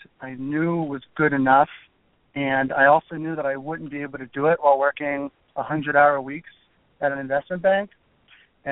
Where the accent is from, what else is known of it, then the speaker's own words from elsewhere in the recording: Florida, United States; moved away as an adult; also born or lived in California / South Korea / New York; I grew up in Florida